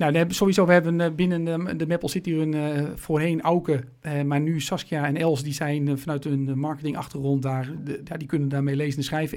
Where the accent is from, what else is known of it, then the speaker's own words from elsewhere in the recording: Meppel, Drenthe, Netherlands; als Noorderlingen in Meppel